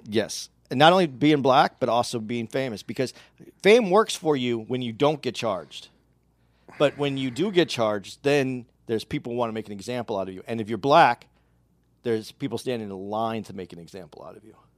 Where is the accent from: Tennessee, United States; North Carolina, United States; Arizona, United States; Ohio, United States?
Arizona, United States; I grew up in Arizona.